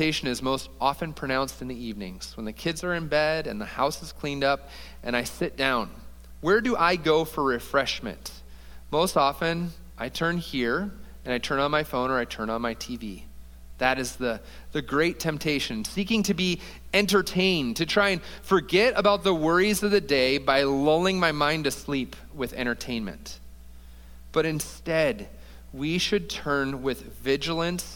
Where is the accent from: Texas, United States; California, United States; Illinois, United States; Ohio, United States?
Ohio, United States; Toledo; now in Columbus, United States; We're from Toledo, Ohio, Ashley